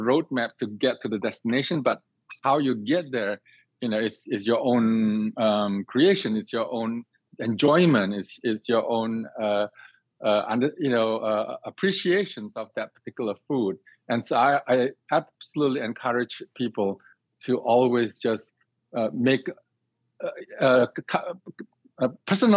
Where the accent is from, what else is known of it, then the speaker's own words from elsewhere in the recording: Singapore; moved away as an adult; now in United States; I grew up in Singapore